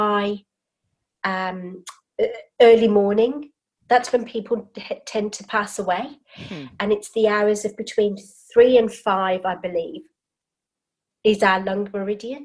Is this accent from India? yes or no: no; United Kingdom; now in Sydney, Australia; I am British born and bred, living in Sydney, Australia now.